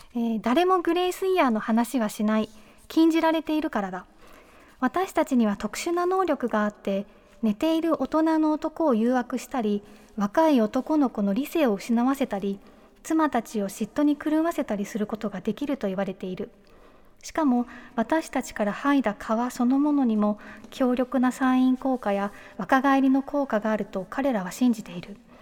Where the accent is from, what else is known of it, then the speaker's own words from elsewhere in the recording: Toyama, Japan; 富山出身